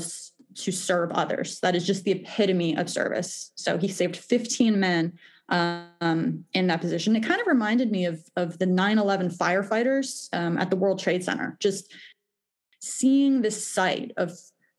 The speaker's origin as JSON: {"language": "English", "town": "Westfield", "region": "New Jersey", "country": "United States", "tie": "born or raised there", "lives_now": "Basking Ridge, United States", "said": "I live in Basking Ridge right now. I grew up in Westfield and it's very close."}